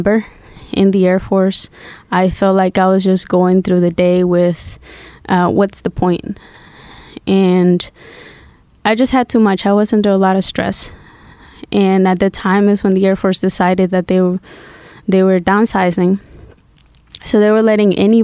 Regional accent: Guatemala; English is a second language; also born or lived in Massachusetts; now in United States; I grew up in Guatemala, and in 2000, I came to the U.S. through political asylum.

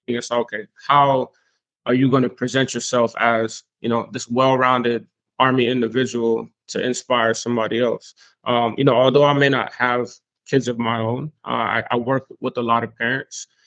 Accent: Spring Lake, North Carolina, United States; also born or lived in an island outside the states; transitioning into Spring Lake, North Carolina, um, as I grew up.

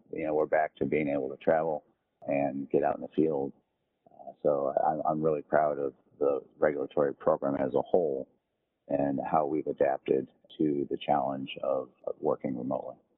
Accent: Northwest Indiana, United States; moved away as an adult; also born or lived in Louisville / Honolulu / Jacksonville; I'm originally from Northwest Indiana, so I, I, grew up in a rural area that is close to Chicago, about 40 miles outside of Chicago.

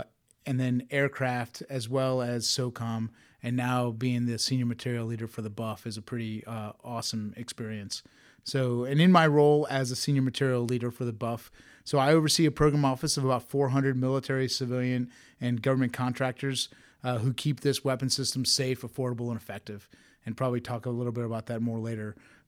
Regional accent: Tampa, Florida, United States; I'm from Tampa, Florida. It was where I grew up, part of an Air Force family.

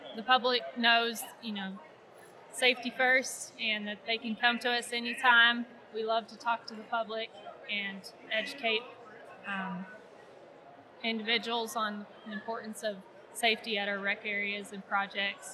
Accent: Ardmore, Oklahoma, United States; I grew up in Ardmore, Oklahoma

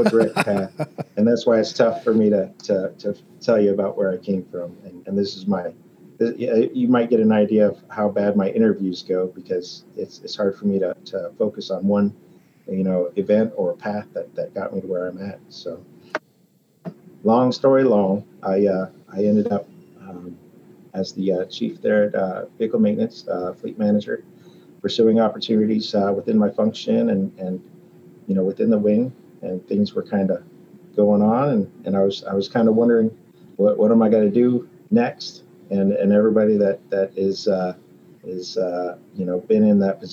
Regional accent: Colorado, United States; moved away as an adult; also born or lived in Alaska / Ramstein, Germany; I'm from Colorado originally

